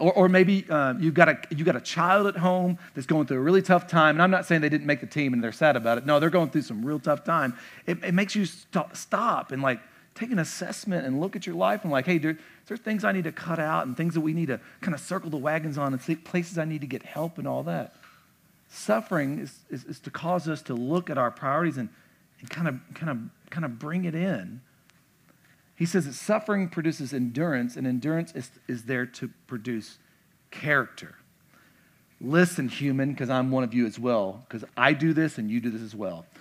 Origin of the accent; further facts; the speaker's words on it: the South, United States; moved away; I'm from the South